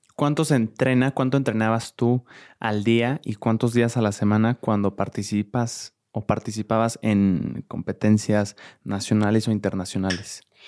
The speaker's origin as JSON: {"language": "Spanish", "country": "Mexico", "said": "a todos como mexicanos"}